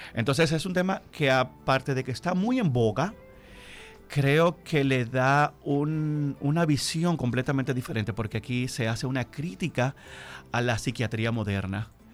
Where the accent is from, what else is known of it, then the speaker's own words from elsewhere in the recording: Bajos de Haina, San Cristóbal, Dominican Republic; moved away; also born or lived in Distrito Nacional; yo soy de un municipio de San Cristóbal, yo soy de Jaina